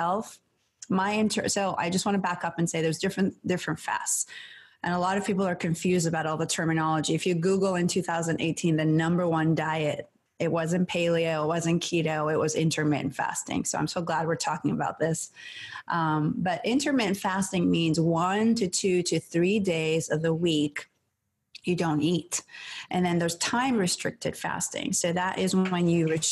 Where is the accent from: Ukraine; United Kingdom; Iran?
Iran; moved away; I grew up in Iran